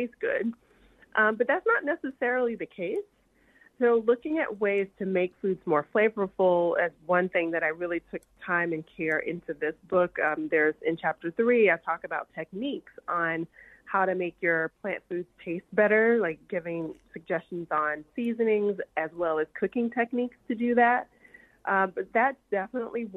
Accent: the South, United States; moved away; I'm from the South and my family, typically we eat, every time I go home, I always have collard greens

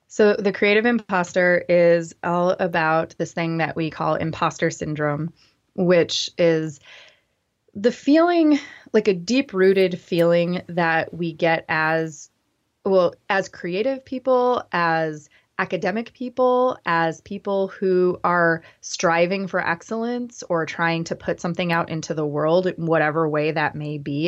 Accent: Grand Rapids, Michigan, United States; I grew up in West Michigan, in Grand Rapids

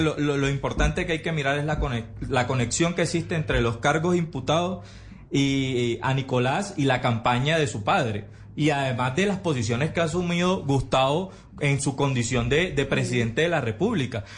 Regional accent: Barranquilla, Atlántico, Colombia; como barranquillero

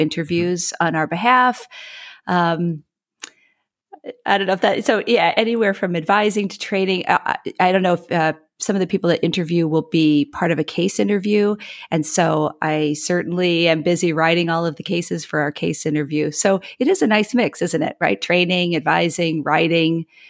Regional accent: Midwest, United States; moved away; I am a Midwesterner by upbringing.

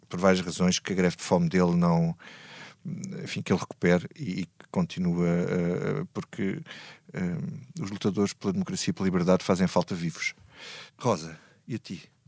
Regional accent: Grândola, Alentejo, Portugal; eu, na minha terra, eu sou de Grândola

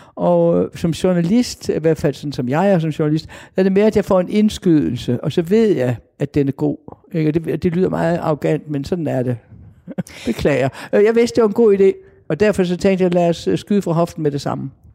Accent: Denmark; jeg er dansker.

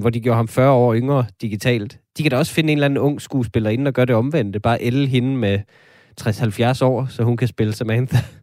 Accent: Denmark; som danskere

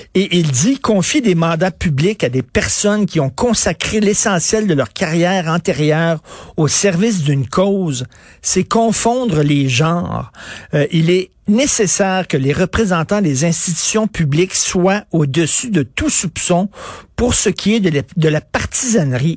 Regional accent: Quebec, Canada; Nous sommes tous des Québécois

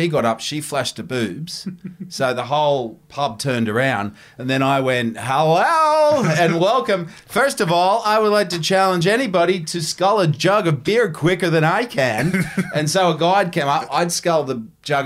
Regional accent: Cronulla, New South Wales, Australia; moved away as an adult; also born or lived in Bathurst; I was from Cronulla. And what I love about my mates from Cronulla

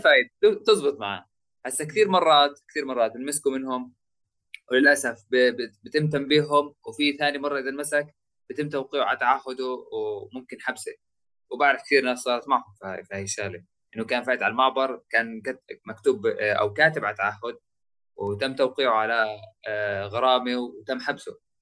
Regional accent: Jit, West Bank, Palestine; also born or lived in Jerusalem; انا فلسطيني من جيت

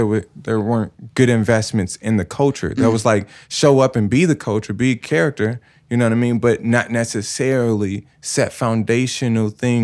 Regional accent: Chicago, Illinois, United States; I'm from Bronzeville

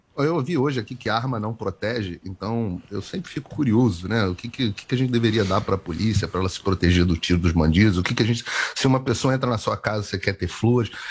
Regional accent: Rio de Janeiro, Brazil; eu sou carioca, eu sou do Rio

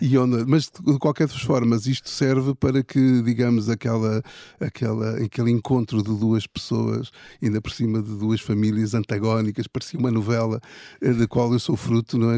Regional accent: Lisbon, Portugal; also born or lived in Ílhavo; eu vivi sempre em Lisboa

